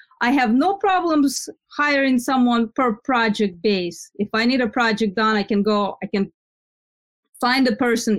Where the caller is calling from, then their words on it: New Jersey, United States; New Jersey.